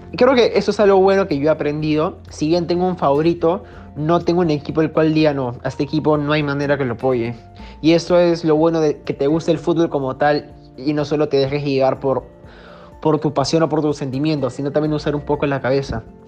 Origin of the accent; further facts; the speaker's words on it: Peru; como buen peruano también que le gusta el fútbol